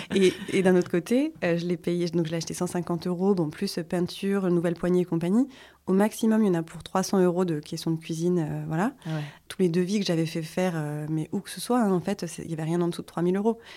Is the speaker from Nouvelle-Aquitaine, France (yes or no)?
no; Vosges, Grand Est, France; now in Hossegor, France; je suis originaire des Vosges